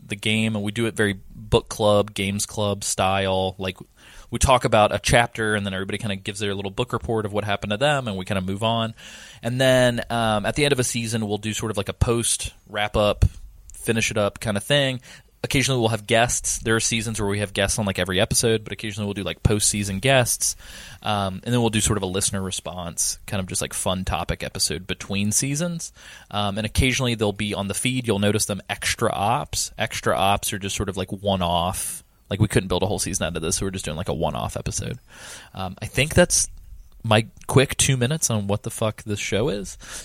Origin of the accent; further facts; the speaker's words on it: Southeast, United States; Growing up in the Southeast